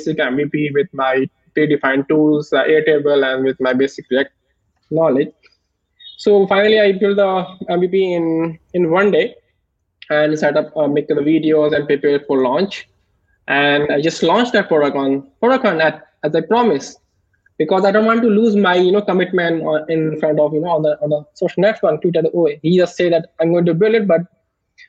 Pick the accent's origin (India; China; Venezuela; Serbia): India; I'm from India